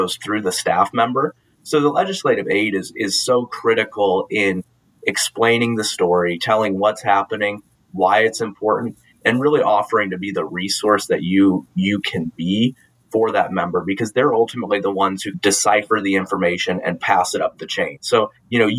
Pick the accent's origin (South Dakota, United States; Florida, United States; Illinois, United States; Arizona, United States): South Dakota, United States; moved away as an adult; now in Washington, D.C., United States; I'm from South Dakota